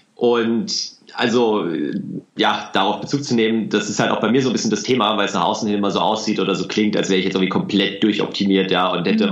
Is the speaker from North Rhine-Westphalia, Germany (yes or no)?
no; Hesse, Germany; ich komme aus Hessen